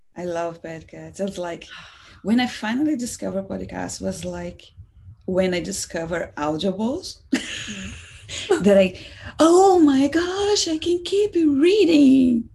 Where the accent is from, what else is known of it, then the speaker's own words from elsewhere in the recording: Salvador, Bahia, Brazil; also born or lived in Seattle area; now in Seattle, United States; I'm from Salvador, Brazil